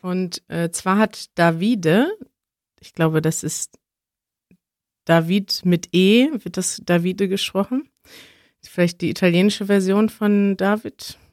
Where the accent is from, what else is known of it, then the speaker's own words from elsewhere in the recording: Münster, North Rhine-Westphalia, Germany; now in Berlin, Germany; wenn ich in Münster bin, in meiner Heimatstadt